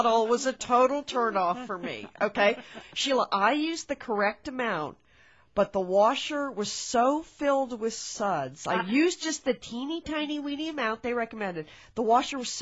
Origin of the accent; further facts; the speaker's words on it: Connecticut, United States; now in Portland, United States; When we grew up in Connecticut, we called it the laundry room